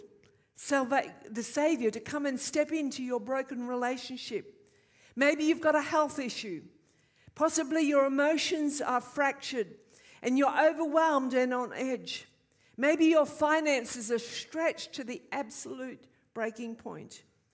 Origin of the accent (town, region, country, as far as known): Queensland, Australia; born or raised there